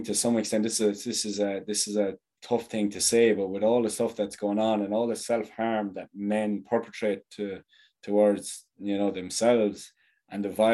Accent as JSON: {"language": "English", "town": "Thurles", "region": "Munster", "country": "Ireland", "tie": "born or raised there", "said": "my hometown is Thurles"}